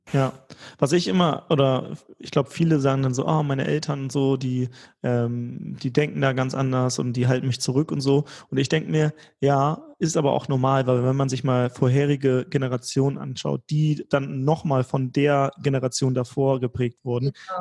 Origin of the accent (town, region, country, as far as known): Germany